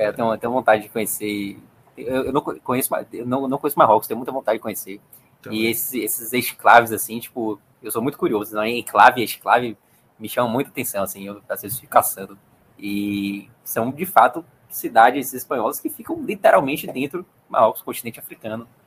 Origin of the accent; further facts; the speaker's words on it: Brazil; como brasileiro